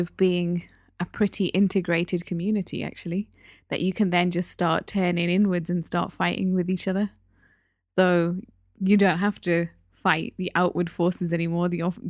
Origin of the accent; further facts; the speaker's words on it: Newcastle upon Tyne, North East England, United Kingdom; As I've said many times before, the Asian community in Newcastle is very small. I grew up in the East End of Newcastle, so it's even smaller on that side.